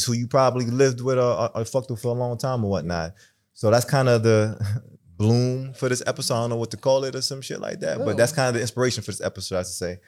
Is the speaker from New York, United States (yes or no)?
yes; New York City, New York, United States; I'm from Brooklyn too